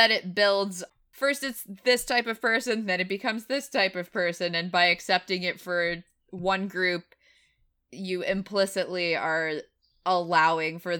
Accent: Tennessee, United States; I definitely have had people living in the north who are find out that I'm from Tennessee and they're like, "But you don't sound like it."

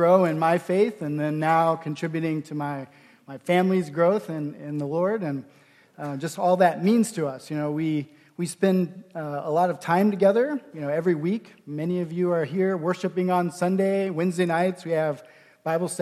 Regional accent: Nebraska, United States; When I was a kid, growing up in Nebraska

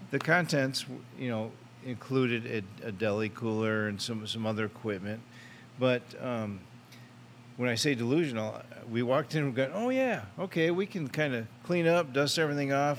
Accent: Michigan, United States; moved away as an adult; also born or lived in California; now in Tennessee, United States; Born and raised in Michigan

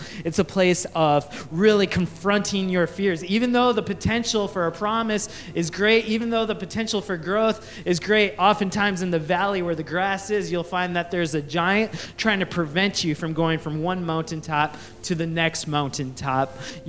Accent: Coon Rapids, Minnesota, United States; Growing up in Coon Rapids, Minnesota, as … as a Sri Lankan, a South Asian in Coon Rapids, Minnesota, I realized I was kind of unique and I did not fit in all the time.

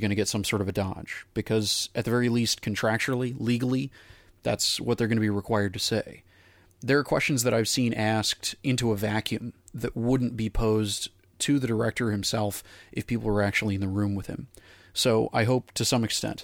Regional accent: North Texas, United States; I grew up in North Texas as a young actor

